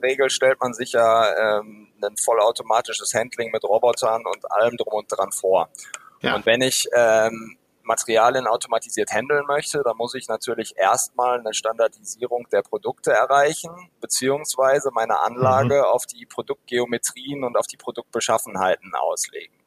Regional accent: Dortmund, North Rhine-Westphalia, Germany; ich komme tatsächlich aus, aus Westfalen, aus Dortmund

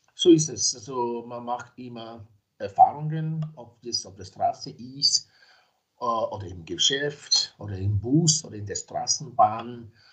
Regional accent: Nigeria; now in Graz, Austria; ich bin zwar in Nigeria geboren, ich lebe aber in Österreich seit mehr als 30 Jahren

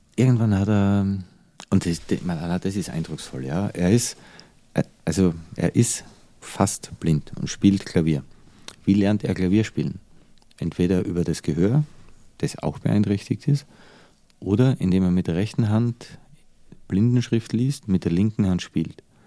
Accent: Austria; moved away as an adult; also born or lived in United States / Dubai / Changchun, China; now in Germany

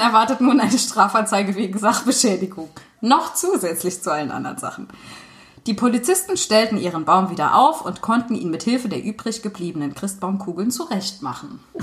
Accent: St. Wendel, Saarland, Germany; moved away; in St. Wendel, meiner alten Heimat

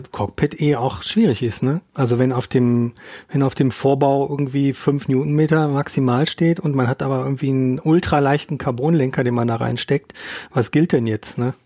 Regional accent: Ruhr area, North Rhine-Westphalia, Germany; now in Munich, Germany; ich komme aus dem Ruhrgebiet ursprünglich

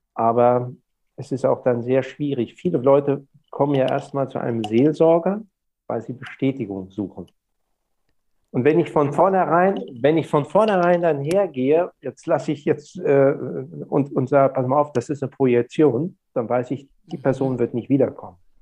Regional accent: Germany; now in Lübeck, Germany; in meiner Heimat, dem Weserbergland, wo ich auch dann meine freie Zeit sehr oft verbringe, wenn ich nicht in Lübeck bin

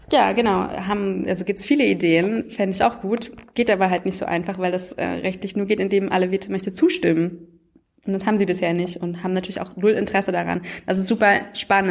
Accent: Germany; das kennen wir ja als Deutsche

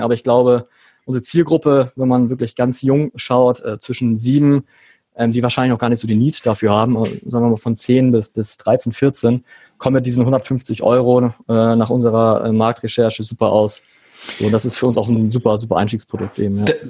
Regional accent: Hamburg, Germany; lebe in Hamburg, bin auch Hamburger

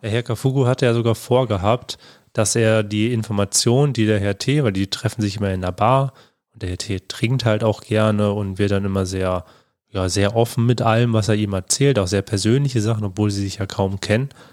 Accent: Germany; also born or lived in Bonn; bei uns in Deutschland

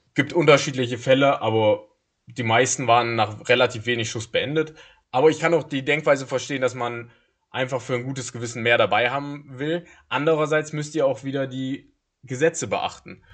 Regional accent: Germany; wir als Deutsche

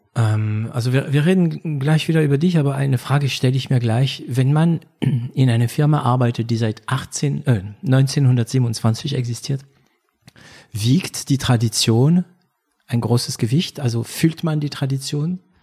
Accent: France; German is a second language; moved away as an adult; also born or lived in Germany; now in Berlin, Germany; Franco-Deutscher, ähm, begleitet, wobei ich bin, ich bin ein bisschen später nach Deutschland gekommen, ich war schon über zwanzig. Deswegen werde ich auch meinen Akzent

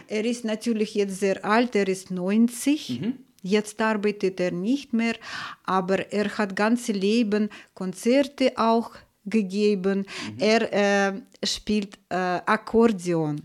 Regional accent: Saint Petersburg, Russia; German is a second language; moved away as an adult; now in Germany; ich bin in Leningrad geboren, in einer Familie der Musiker.

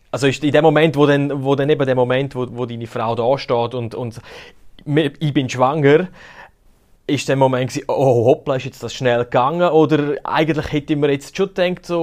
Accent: Graubünden, Switzerland; Man hört es mir an, ich bin Bündner

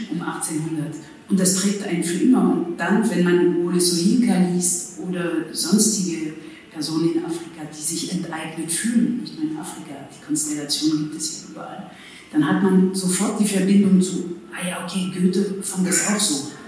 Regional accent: France; German is a second language; now in Germany; Und ich wusste als Französin, genau wie ich vor wenigen Jahren nicht vom Kolonialismus wusste

